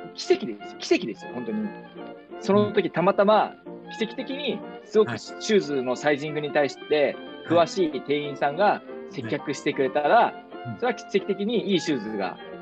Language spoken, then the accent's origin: Japanese; rural Kumamoto, Japan; 俺熊本のど田舎で育ったんですよね。